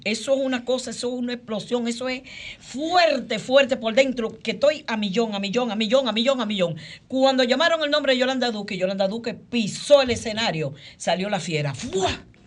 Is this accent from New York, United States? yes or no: yes; New York City, New York, United States; yo vivo en Queens, yo me crié en Queens